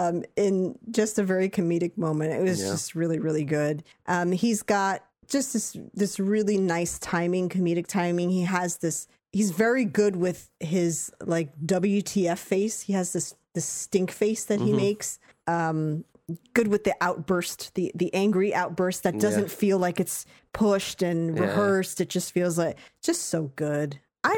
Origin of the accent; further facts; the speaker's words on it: United Kingdom; I think as a Brit, I could see him differently because I'm used to hearing him with an American accent.